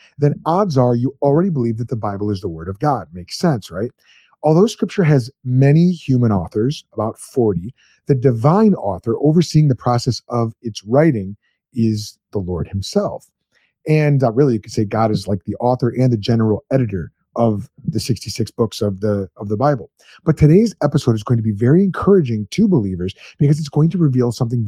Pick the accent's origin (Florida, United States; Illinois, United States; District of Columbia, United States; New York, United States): Illinois, United States; Chicago; I grew up in Chicagoland